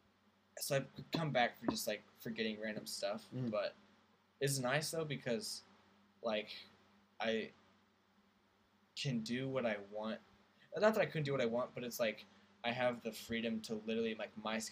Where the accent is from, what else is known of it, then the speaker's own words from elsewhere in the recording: United States; now in Scotland, United Kingdom; I'm thinking like across the pond, like, because I'm an American here in Scotland.